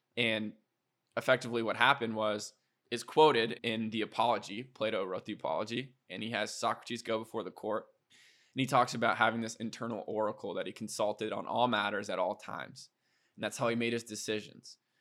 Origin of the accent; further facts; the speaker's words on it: Iowa, United States; moved away as an adult; also born or lived in South Dakota / Minneapolis / Boston; now in Austin, United States; growing up in Iowa.